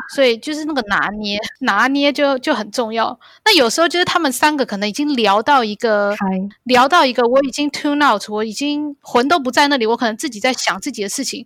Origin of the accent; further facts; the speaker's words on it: Taiwan; moved away as an adult; also born or lived in Canada; now in Hong Kong; 在台湾长大